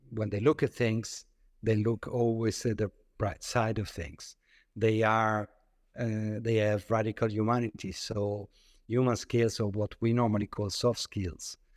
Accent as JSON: {"language": "English", "country": "Italy", "tie": "born or raised there", "also_born_or_lived": "France / London", "moved": "as an adult", "said": "I grew up in Italy"}